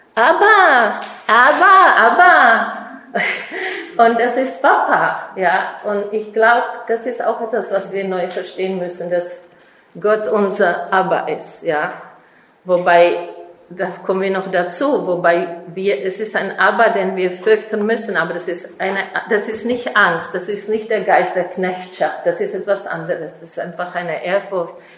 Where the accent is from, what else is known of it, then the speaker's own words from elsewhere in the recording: Czechia; German is a second language; now in Israel; ich komme ursprünglich aus Tschechien